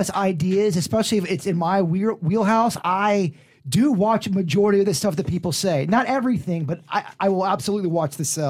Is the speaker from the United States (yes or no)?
yes; Palm Beach County, Florida, United States; moved away; I was just from Palm Beach County